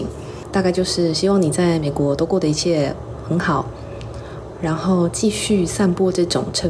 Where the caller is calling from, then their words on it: Hsinchu, Taiwan; 我是来自新竹的…，我其实已经想不太起来什么时候开始收听徐豫切入点